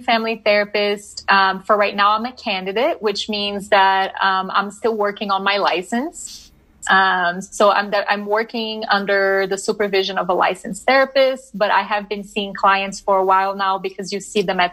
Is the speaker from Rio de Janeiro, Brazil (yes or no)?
no; Brasília, Federal District, Brazil; also born or lived in New Orleans, United States / Pennsylvania, United States; now in Denver, United States; I did. Yeah. So I am from Brasilia